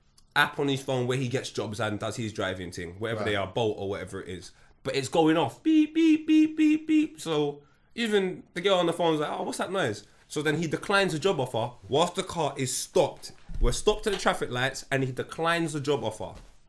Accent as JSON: {"language": "English", "region": "London", "country": "United Kingdom", "said": "I'm from North London, I've been Green Lanes, they fed me."}